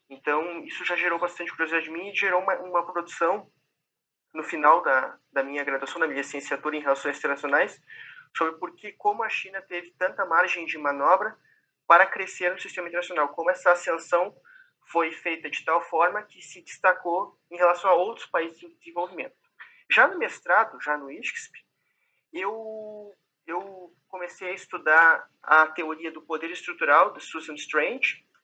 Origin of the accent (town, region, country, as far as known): Brazil; accent: Brazilian; now in Portugal